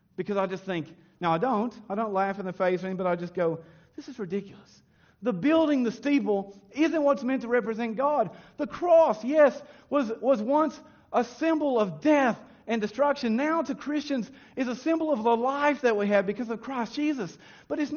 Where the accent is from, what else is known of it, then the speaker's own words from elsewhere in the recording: United States; moved away; when I was raised in America